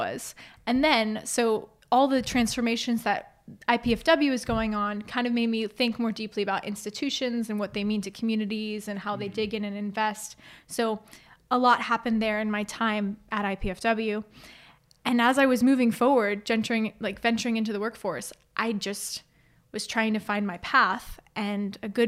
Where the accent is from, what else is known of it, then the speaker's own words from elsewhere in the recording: Fort Wayne, Indiana, United States; I so grew up in the area, went to Northwest Allen County Schools, lived on the north side of town